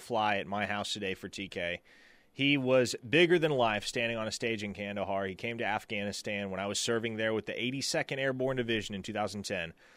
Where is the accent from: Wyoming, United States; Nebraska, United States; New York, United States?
Nebraska, United States; moved away as an adult; now in Oklahoma, United States; growing up in Nebraska, not necessarily having country roots